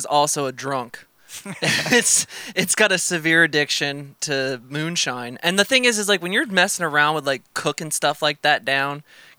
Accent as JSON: {"language": "English", "region": "New Jersey", "country": "United States", "said": "I'm from Jersey"}